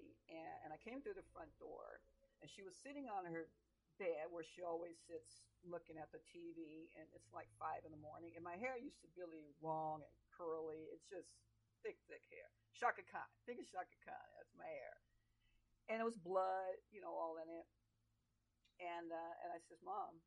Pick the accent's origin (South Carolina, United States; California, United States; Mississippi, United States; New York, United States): California, United States; Oakland; I grew up in Oakland, California, San Francisco Bay Area, and Oakland